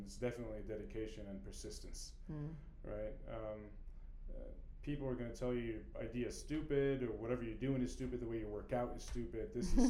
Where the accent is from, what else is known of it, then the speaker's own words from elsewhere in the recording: California, United States; We are from California